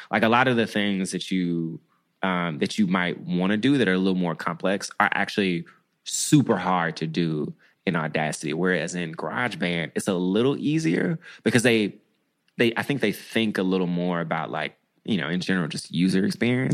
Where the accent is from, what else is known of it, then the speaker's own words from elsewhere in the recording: Memphis, Tennessee, United States; moved away; also born or lived in Washington, D.C. / Bogalusa, Louisiana; I'm from Memphis. I'm from Tennessee.